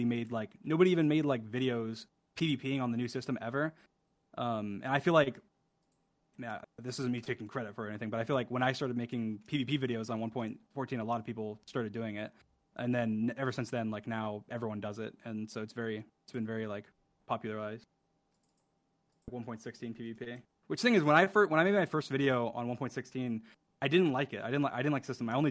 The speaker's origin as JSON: {"language": "English", "town": "Orlando", "region": "Florida", "country": "United States", "said": "I'm from Orlando."}